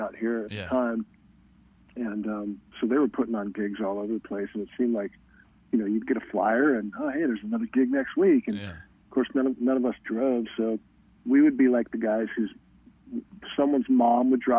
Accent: Los Angeles, California, United States; also born or lived in Simi Valley; So I grew up in the San Fernando Valley, suburb of Los Angeles

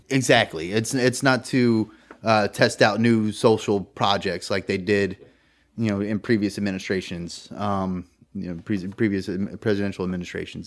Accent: California, United States; moved away as an adult; now in Virginia, United States; I'm from California, which is heavily Democratic

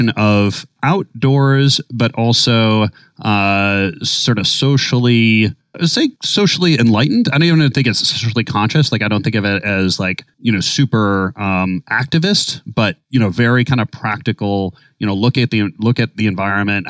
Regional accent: Minnesota, United States; now in New York City, United States; growing up in Minnesota

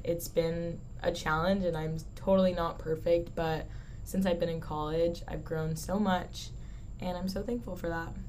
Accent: San Diego, California, United States; moved away as an adult; also born or lived in Newport Beach, California; now in Texas, United States; I was born in San Diego, California but moved to Newport Beach when I was in sixth grade

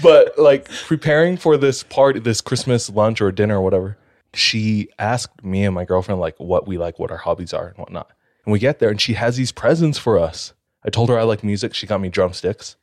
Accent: Hawaii, United States; I'm from Hawaii

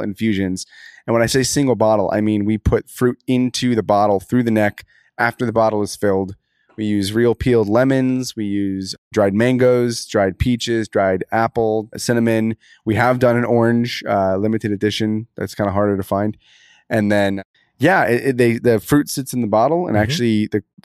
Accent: Los Angeles, California, United States; also born or lived in San Francisco, California; I was born in San Francisco. My father was a med student at UCSF. We lived there until 1995 when I moved to Los Angeles

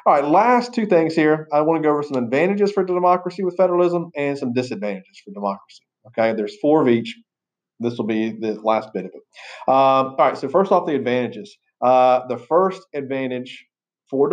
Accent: Florida, United States; I'm from Florida

